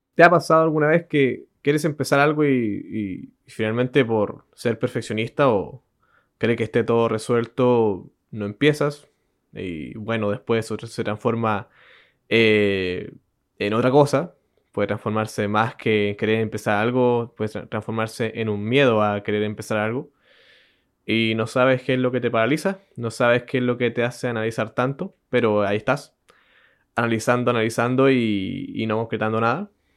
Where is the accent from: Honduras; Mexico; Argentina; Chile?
Chile; accent: Chilean; Yo, bueno, yo soy chileno